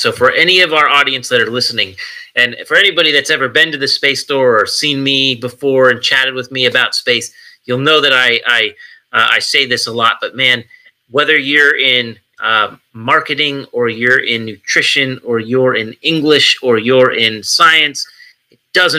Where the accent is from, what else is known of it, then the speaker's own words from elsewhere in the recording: California, United States; moved away; I'm originally from California